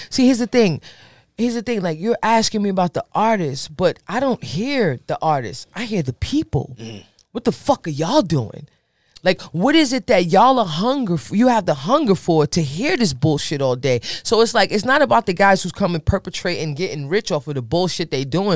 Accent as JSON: {"language": "English", "area": "Bergen County", "region": "New Jersey", "country": "United States", "said": "I'm a girl from Bergen County, New Jersey"}